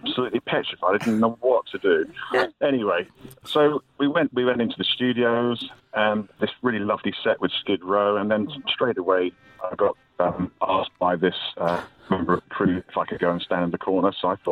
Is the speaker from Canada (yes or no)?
no; England, United Kingdom; accent: English; I was talking in my English accent